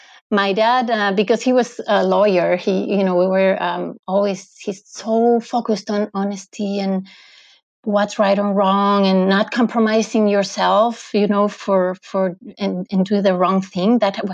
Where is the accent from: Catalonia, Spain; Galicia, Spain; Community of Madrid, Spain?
Community of Madrid, Spain; Madrid; now in Lausanne, Switzerland; Okay, so I am originally from Madrid, from Spain, but I live in Lausanne, in Switzerland